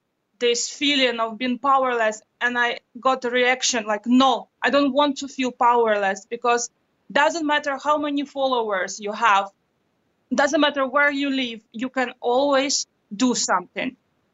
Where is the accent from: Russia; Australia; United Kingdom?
Russia; I grew up in Russia, in a very difficult region, and I remember this feeling of being powerless.